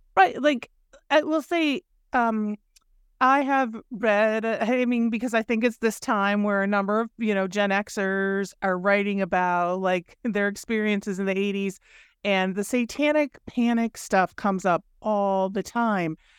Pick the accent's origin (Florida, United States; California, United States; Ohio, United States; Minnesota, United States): Minnesota, United States; I grew up in Minnesota